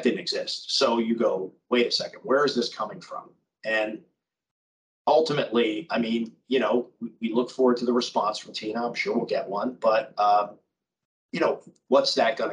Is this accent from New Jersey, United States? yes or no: no; Miami, Florida, United States; I grew up in Miami